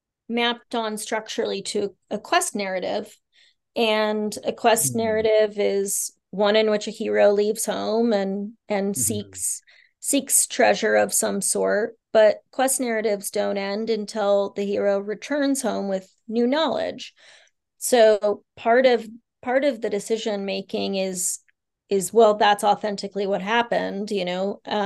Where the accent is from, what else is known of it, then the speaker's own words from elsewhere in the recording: Bangkok, Thailand; born there; And I was born in Bangkok away from our family.